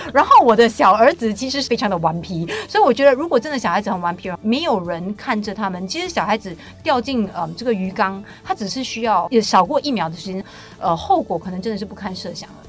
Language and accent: Chinese; Singapore; 我们新加坡人